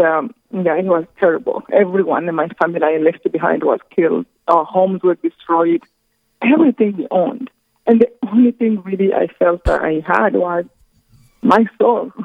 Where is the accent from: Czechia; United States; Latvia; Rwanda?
Rwanda; I come from Rwanda, this tiny country in the center of Africa